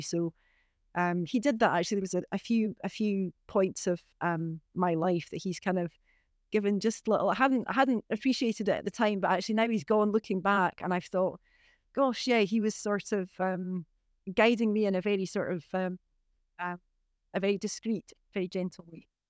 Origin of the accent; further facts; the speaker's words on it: Inverness, Scotland, United Kingdom; also born or lived in Beauly; I'm from Inverness. I was born and brought up, you know, in the, in the town of Inverness, really.